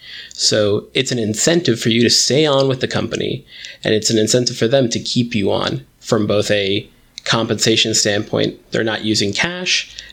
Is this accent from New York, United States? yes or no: yes; Westchester, New York, United States; I grew up in the Westchester, New York area.